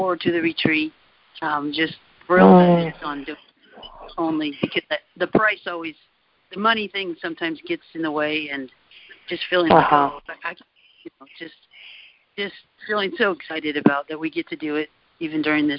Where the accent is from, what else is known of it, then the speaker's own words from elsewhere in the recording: California, United States; I'm a Californian